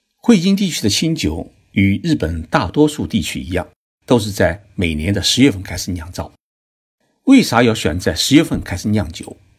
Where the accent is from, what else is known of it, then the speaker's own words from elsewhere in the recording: China; now in Japan; 在我们中国人的概念当中啊